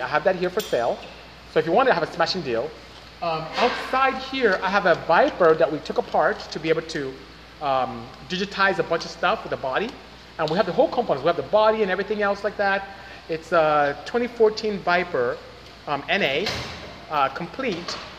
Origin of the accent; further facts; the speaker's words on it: Nigeria; first language Igbo; English is a second language; moved away; I'm from Nigeria, West Africa.